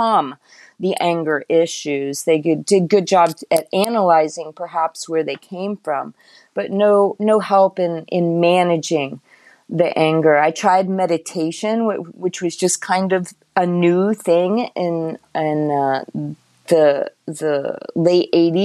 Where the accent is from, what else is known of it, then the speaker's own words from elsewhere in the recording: Titusville, Florida, United States; I grew up in North Brevard in Titusville, kind of raised in a Florida redneck way.